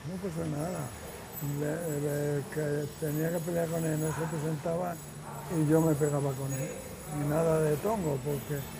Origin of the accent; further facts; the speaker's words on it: Madrid, Community of Madrid, Spain; moved away as an adult; also born or lived in Córdoba; now in Palma, Spain; Nací en el 43, eh, nací en Córdoba, pero de pequeño me llevaron a Madrid mis padres